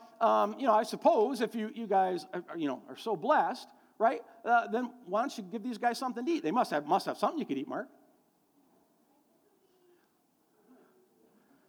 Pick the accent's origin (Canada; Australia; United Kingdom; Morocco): Canada; here in Canada